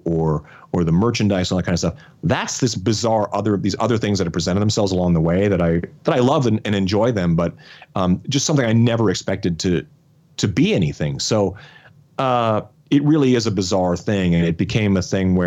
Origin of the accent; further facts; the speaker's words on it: the Canadian Prairies, Canada; we are all prairie guys.